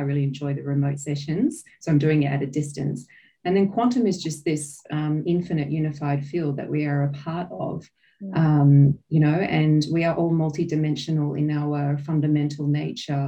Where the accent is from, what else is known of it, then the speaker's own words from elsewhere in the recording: Australia; now in New Zealand; I'm an Australian born. So I live in New Zealand at the moment.